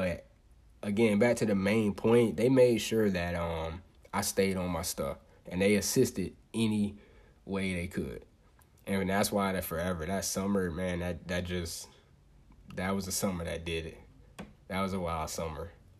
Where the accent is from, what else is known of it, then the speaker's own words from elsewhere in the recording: United States; born there; I was born in Polk County and then ended up moving. Me and mom's ended up moving and everything like that.